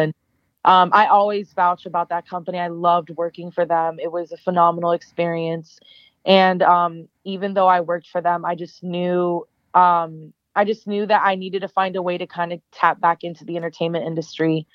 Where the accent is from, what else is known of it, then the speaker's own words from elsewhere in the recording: Arlington, Virginia, United States; moved away as an adult; also born or lived in Florida; now in Los Angeles, United States; born and raised in Arlington, Virginia, which uh, is just outside Washington, D.C.